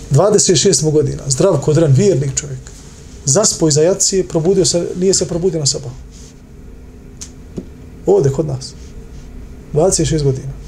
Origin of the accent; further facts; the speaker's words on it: Bosnia & Herzegovina; Pogledajte kod nas u Bosni.